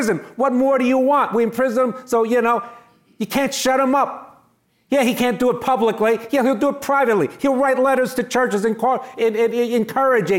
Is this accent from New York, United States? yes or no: yes; New York City, New York, United States; I'm from New York City